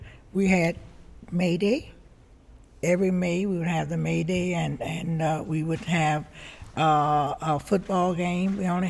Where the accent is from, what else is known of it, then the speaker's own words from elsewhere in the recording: Ashland, Virginia, United States; So I enjoyed growing up in Ashland.